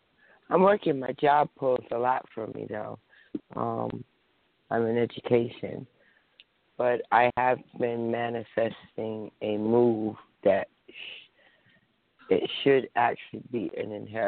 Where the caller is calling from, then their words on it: northern New Jersey, United States; I'm calling from northern New Jersey.